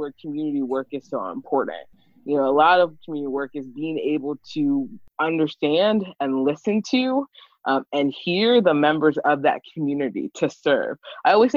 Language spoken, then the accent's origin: English; Montgomery County, Maryland, United States; moved away as an adult; also born or lived in Washington, District of Columbia, United States / Baltimore; I grew up in Montgomery County